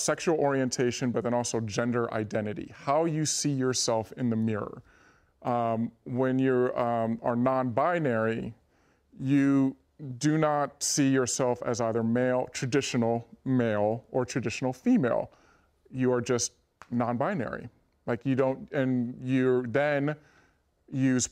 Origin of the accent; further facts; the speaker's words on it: Los Angeles, California, United States; the Lakers, my hometown team, you know, I remember being a kid and going to Laker games